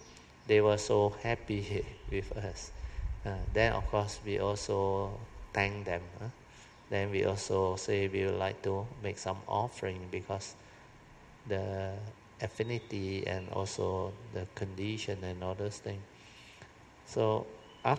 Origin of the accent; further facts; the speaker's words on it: Malaysia; we are from Malaysia.